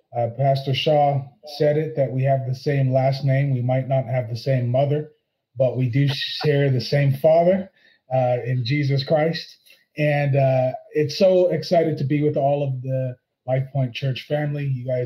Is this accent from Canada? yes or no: yes; Canada; I am actually Canadian. I was born in Canada. My father is actually African from Malawi, and my mom is Jamaican, and they both migrated to Canada in their early